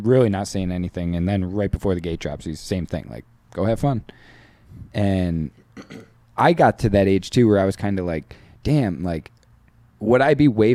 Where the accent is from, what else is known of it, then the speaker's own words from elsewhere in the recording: New York, United States; I grew up in New York, so I was an East Coast kid as well.